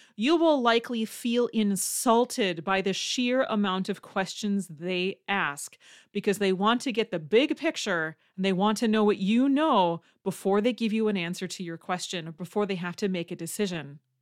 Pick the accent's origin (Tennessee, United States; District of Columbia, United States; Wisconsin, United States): Wisconsin, United States; I'm from Wisconsin.